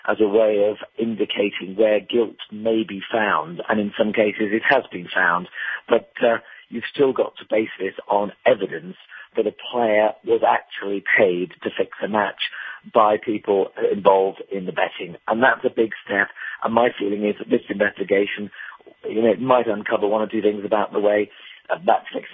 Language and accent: English; United Kingdom; as a Brit